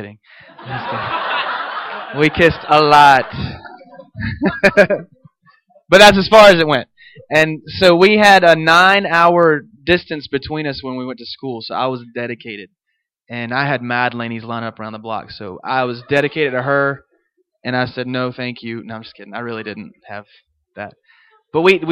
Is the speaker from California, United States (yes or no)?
no; Montvale, Virginia, United States; I grew up in Virginia in a little town called Montvale, in a log cabin in the woods